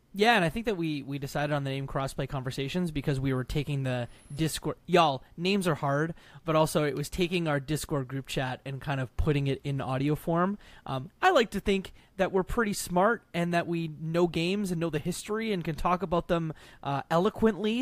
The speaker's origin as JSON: {"language": "English", "country": "Canada", "said": "I'm Canadian. I'm the Canadian between the three of us."}